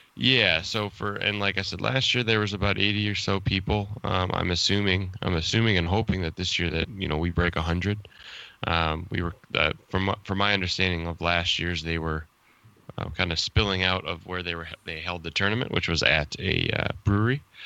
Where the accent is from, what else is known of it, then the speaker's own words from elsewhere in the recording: United States; accent: American; my stupid American accent